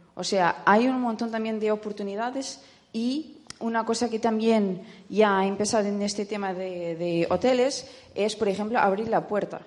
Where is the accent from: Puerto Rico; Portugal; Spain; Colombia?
Portugal; soy portuguesa